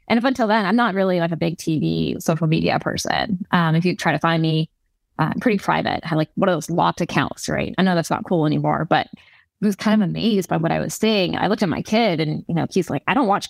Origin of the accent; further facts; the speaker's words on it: California, United States; also born or lived in New York; I'm from California